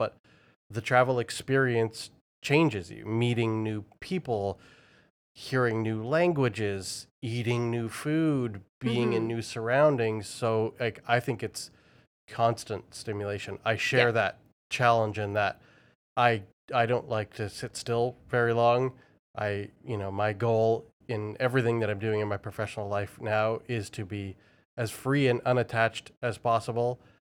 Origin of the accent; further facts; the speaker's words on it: Vancouver, British Columbia, Canada; born there; also born or lived in Toronto / United Kingdom; I was born in Vancouver and then ended up in Toronto and then UK and Europe and back to Toronto and those kinds of things.